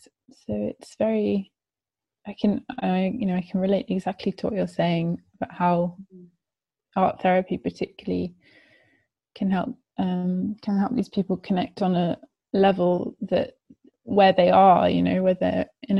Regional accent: South West England, United Kingdom; also born or lived in France / Netherlands; But I grew up in England, in Gloucestershire, actually. And I moved around quite a bit around England when I was younger.

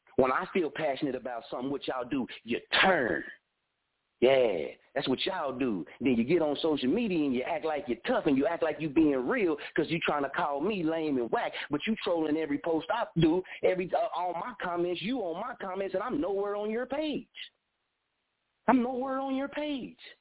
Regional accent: Muskogee, Oklahoma, United States; born or raised there; also born or lived in Wichita

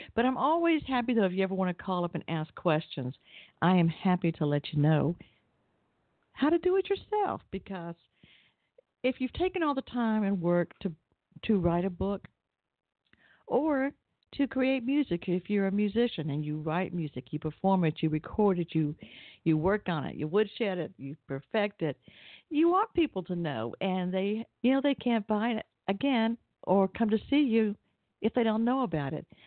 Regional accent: Atlanta, Georgia, United States; I grew up in Atlanta

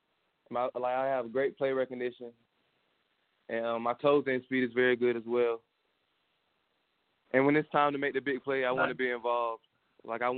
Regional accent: Thomasville, Georgia, United States; Played Pop Warner for the Thomasville All-Stars back in my hometown

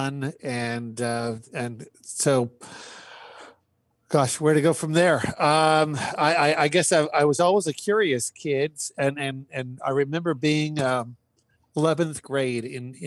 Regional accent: Saskatchewan, Canada; also born or lived in Ave Maria, Florida; now in Northern Virginia, United States; I was born and raised in Saskatchewan, Canada.

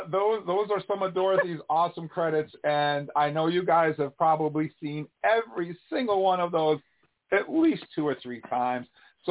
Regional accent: New York, United States; accent: New York; I'm not from Vermont. I'm from New York, so I have that New York thing going on.

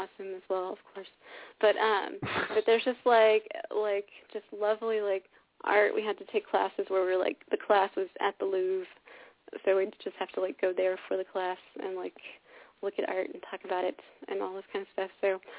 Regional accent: California, United States; We're both from California

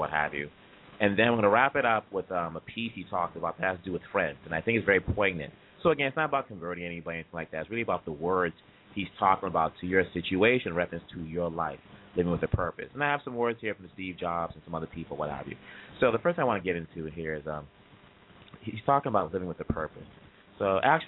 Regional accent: DR Congo; now in United States; I was born there, and I grew up there, and I grew up here in the States.

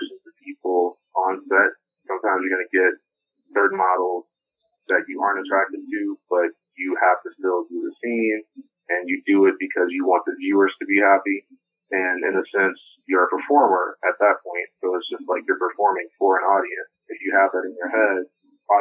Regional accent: New Orleans, Louisiana, United States; I was born in New Orleans

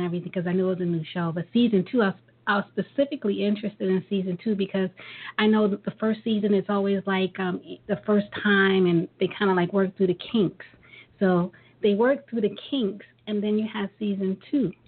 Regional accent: New York City, New York, United States; we're from Brooklyn

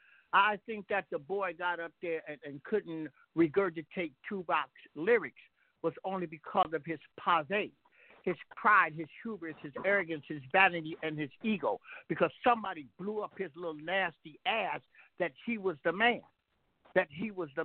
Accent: Chicago, Illinois, United States; now in Los Angeles, United States; I'm out of Chicago

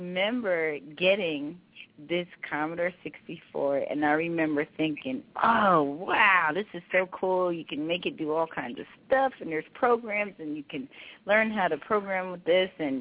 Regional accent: Philadelphia, Pennsylvania, United States; I'm born and raised in Philadelphia, Pennsylvania

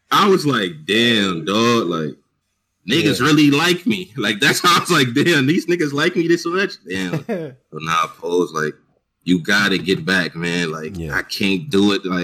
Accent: California, United States; I'm from I'm from uh I'm from Cali.

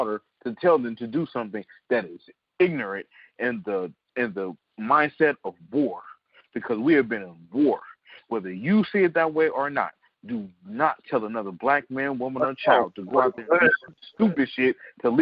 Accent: San Francisco, California, United States; I'm from San Francisco, California, Fillmore, California

